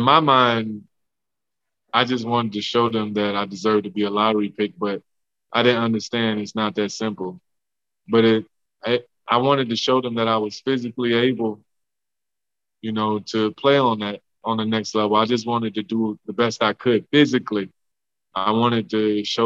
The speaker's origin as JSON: {"language": "English", "town": "Homer", "region": "Louisiana", "country": "United States", "tie": "born or raised there", "said": "the house I grew up in Louisiana, in Homer"}